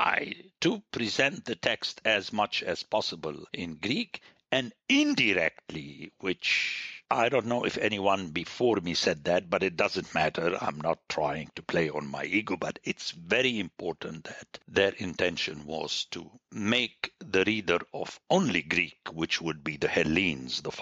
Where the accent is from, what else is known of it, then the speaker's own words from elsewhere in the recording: Palestine; moved away; I was born in Palestine